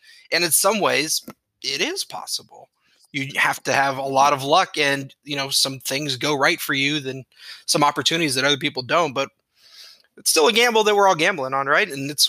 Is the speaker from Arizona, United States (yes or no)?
no; Austin, Texas, United States; Well, I think it's because we grew up in Austin and I was a UT fan and they were orange.